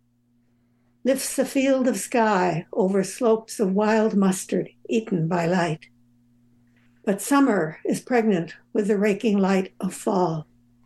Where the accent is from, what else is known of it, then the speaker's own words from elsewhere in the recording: Southern California, United States; I'm from Southern California.